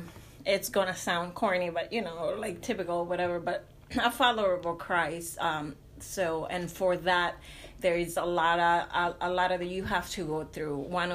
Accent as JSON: {"language": "English", "country": "Mexico", "accent": "Hispanic", "second_language": "English", "moved": "yes", "lives_now": "United States", "said": "I'm originally from Mexico. I've been in the United States for way too long. I think 20 years."}